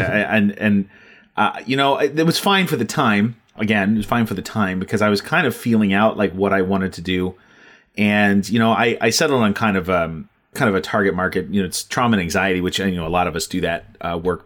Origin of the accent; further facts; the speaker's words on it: Ohio, United States; also born or lived in Texas; I'm from Ohio, we moved to Texas for a few years and back to Ohio.